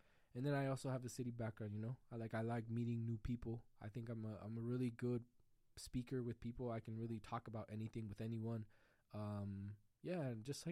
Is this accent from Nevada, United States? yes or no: yes; Las Vegas, Nevada, United States; I'm born and raised Vegas, so I'm Vegas style, bro. I've been here all my life.